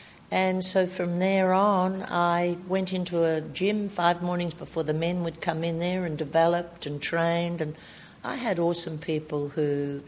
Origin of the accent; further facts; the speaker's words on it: Albury, New South Wales, Australia; I was from Albury, New South Wales.